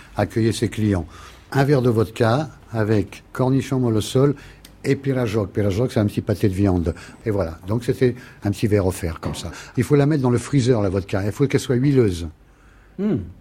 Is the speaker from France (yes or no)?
yes; France; je suis né en France, je suis la 13 génération, tout le monde m'appelle le russe